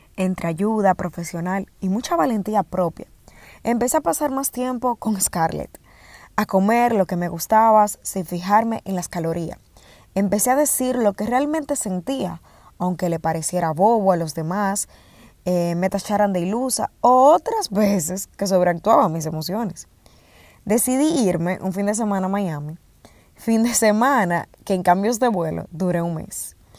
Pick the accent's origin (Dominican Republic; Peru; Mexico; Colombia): Dominican Republic; primer e-commerce en mi país eh, en el sector con pagos registrado y transparentado en República Dominicana